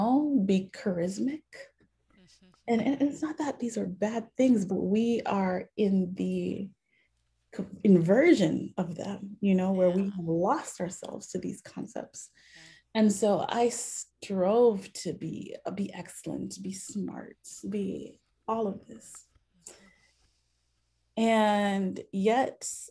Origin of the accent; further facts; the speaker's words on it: Minneapolis, Minnesota, United States; we grew up in the Haitian Christian Fellowship, which was the first Haitian church that my father started here in the Twin Cities